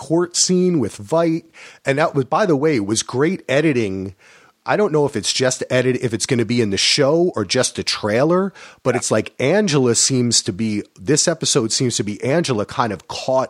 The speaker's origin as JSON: {"language": "English", "region": "New Jersey", "country": "United States", "tie": "born or raised there", "said": "I grew up in Jersey, so everyone in New York and New Jersey, you'd hear it on the air going to school"}